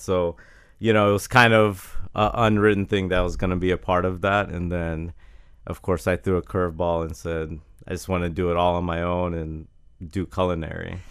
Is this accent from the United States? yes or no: yes; Jacksonville, Florida, United States; I grew up in Jacksonville